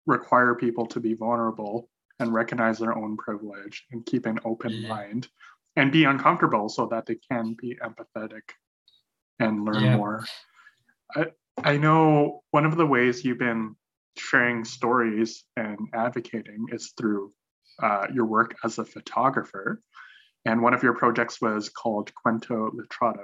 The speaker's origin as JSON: {"language": "English", "town": "Calgary", "region": "Alberta", "country": "Canada", "tie": "born or raised there", "said": "I'm from Calgary. I was born and raised here."}